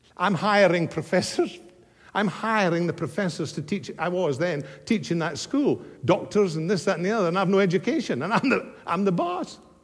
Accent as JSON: {"language": "English", "region": "Scotland", "country": "United Kingdom", "tie": "born or raised there", "moved": "yes", "said": "my hometown back in Scotland many years ago"}